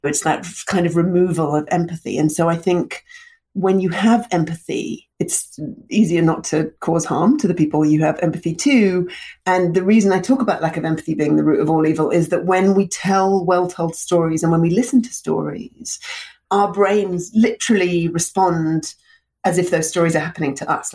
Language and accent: English; London, United Kingdom; also born or lived in Russia; I moved from Russia to London when I was 2